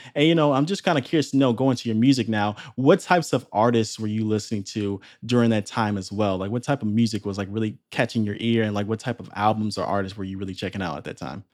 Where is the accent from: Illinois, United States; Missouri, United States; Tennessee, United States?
Illinois, United States; Chicago; moved away; back to my hometown of Chicago